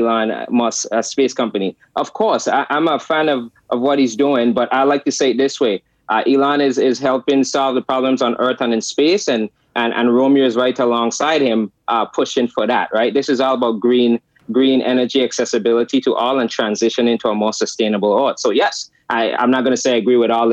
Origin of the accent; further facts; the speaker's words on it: U.S. Virgin Islands; moved away; I grew up in the United States Virgin Islands, St. Thomas, where electricity is off 18 hours a day